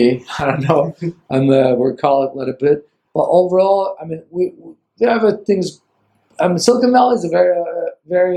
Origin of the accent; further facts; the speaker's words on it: Ankara, Turkey; moved away as an adult; now in San Francisco, United States; from Ankara, Turkey